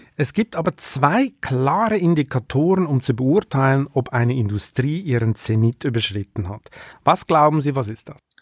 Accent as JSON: {"language": "German", "country": "Switzerland", "moved": "yes"}